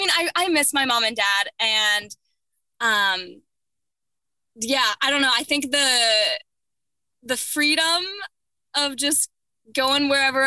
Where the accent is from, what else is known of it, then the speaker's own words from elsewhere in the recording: Upper Arlington, Ohio, United States; I did. Yes. Upper Arlington, Columbus, Ohio.